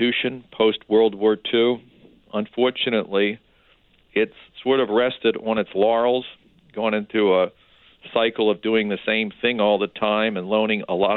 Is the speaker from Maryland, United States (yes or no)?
yes; Baltimore, Maryland, United States; I grew up in Baltimore